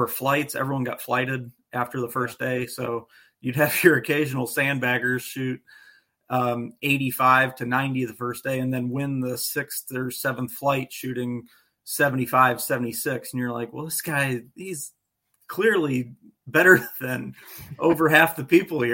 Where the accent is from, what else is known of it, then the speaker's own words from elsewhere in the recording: Northeast Ohio, United States; I grew up playing Lions Den Golf Course in Canal Fulton, Ohio